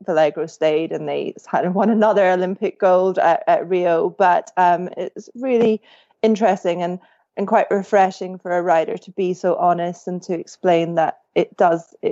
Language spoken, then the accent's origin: English; Scotland, United Kingdom; when I was growing up in Scotland